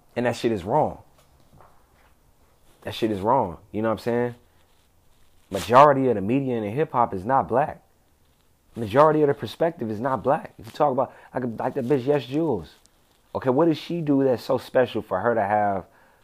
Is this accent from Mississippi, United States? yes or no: no; Compton, California, United States; I'm from Compton, bro. I grew up on the west side.